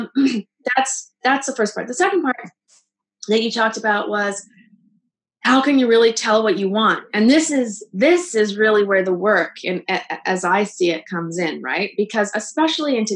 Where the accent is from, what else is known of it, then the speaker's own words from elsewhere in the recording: Canada; now in Los Angeles, United States; I came down to Los Angeles. I'm Canadian